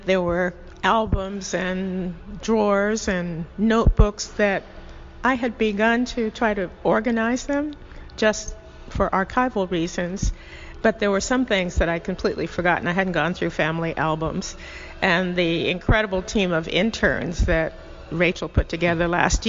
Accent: Fairbanks, Alaska, United States; moved away as an adult; also born or lived in California / New Haven / Los Angeles; now in Savannah, United States; I was born in the middle of the United States. I lived in California. I grew up in Alaska. I went to college in California. I was in grad school in New Haven. I live here in Savannah permanently since 1996.

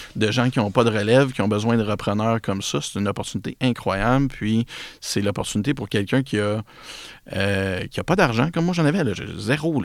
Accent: Repentigny, Quebec, Canada; now in L'Épiphanie, Canada; je suis un gars de Repentigny

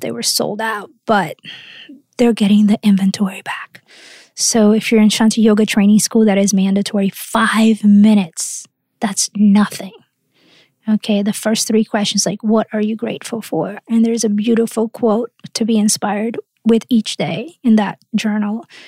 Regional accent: Rio de Janeiro, Brazil; moved away; I grew up surfing in Rio

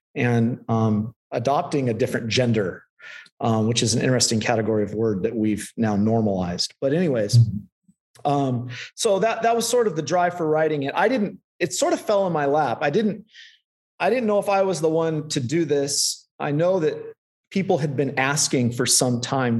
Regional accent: Central California, United States; also born or lived in Lynden, Washington; now in Escondido, United States; I grew up in Central California

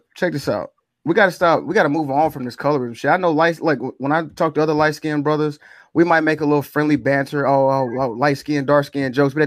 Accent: Mississippi, United States; I'm from Mississippi too

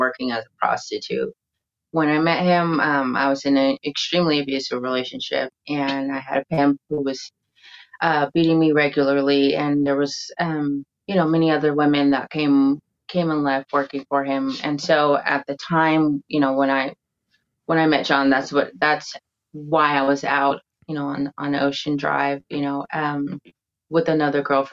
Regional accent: California, United States; now in Spain; I am from California

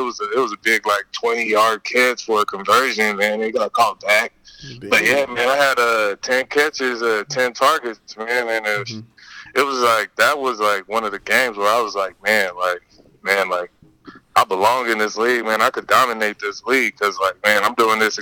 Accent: Pomona, California, United States; I'm from Pomona

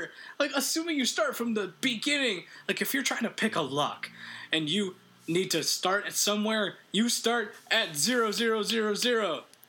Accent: Canada; Sorry, we're very Canadian

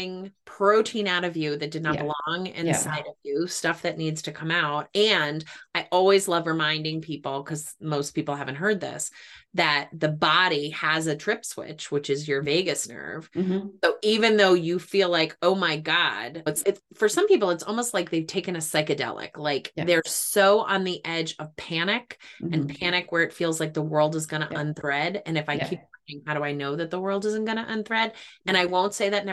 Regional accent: Cape Cod, Massachusetts, United States; I grew up on Cape Cod

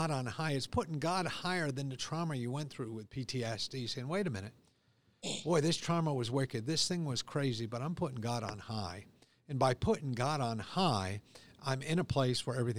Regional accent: United States; I'm an American

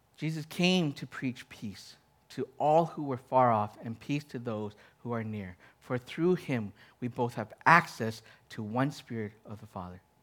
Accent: Canada; I'm Canadian. I am Chinese

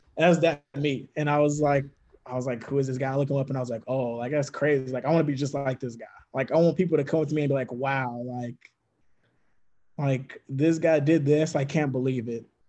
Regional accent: Mississippi, United States; I'm from Mississippi

